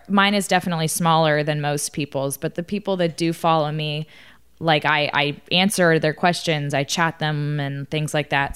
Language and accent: English; Austin, Texas, United States; I grew up in Austin, Texas